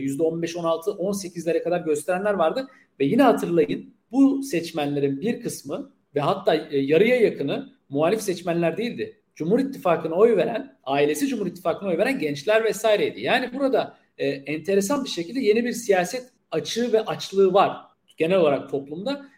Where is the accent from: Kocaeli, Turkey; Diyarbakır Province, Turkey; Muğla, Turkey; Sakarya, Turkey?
Muğla, Turkey; Milas; Milas'ta yani ki benim de memleketim